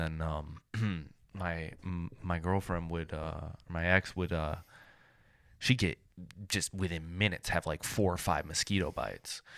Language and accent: English; Michigan, United States; moved away; I'm from Michigan